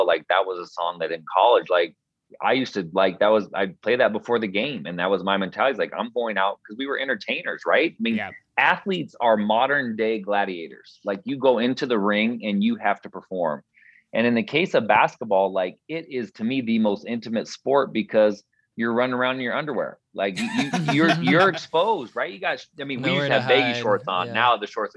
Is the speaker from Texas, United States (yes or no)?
no; Portland, Oregon, United States; now in Spokane, United States; where we grew up in North Portland, was a really, really diverse neighborhood